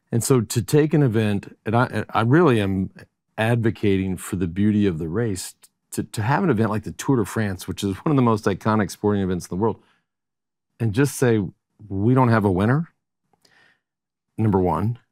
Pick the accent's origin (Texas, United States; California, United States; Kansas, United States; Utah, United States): Texas, United States; also born or lived in Colorado; now in Austin, United States; born and raised in Texas and moved to Austin in nineteen eighty-nine